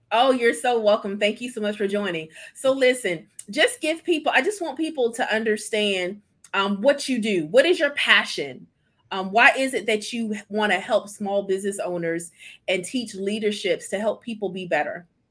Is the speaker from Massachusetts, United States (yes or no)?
no; Mississippi, United States; moved away as an adult; now in Columbia, United States; we're from Mississippi, and so when I relocated